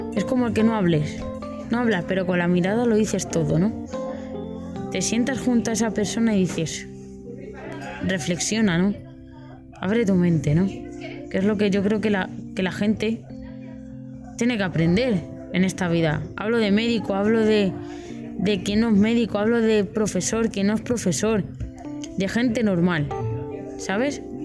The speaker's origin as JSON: {"language": "Spanish", "town": "Madrid", "region": "Community of Madrid", "country": "Spain", "said": "de Madrid, y nada, que tengo 23 años"}